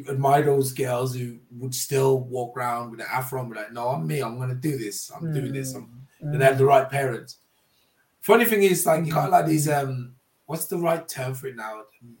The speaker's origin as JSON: {"language": "English", "country": "Jamaica", "said": "It was always going to happen, being in Jamaican. I was always going to end up with dreadlocks."}